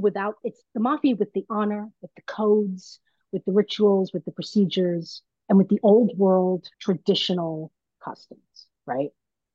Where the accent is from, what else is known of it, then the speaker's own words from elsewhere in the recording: Brooklyn, New York, United States; You know, what's funny is I'm Italian and I'm from Brooklyn, so I know lots of people.